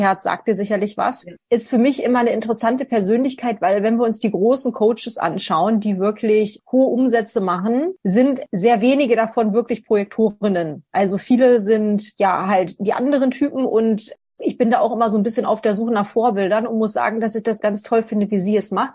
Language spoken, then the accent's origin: German; Northern Germany, Germany; now in Vienna, Austria; ursprünglich komme ich aus Norddeutschland. Ich wohne jetzt in Wien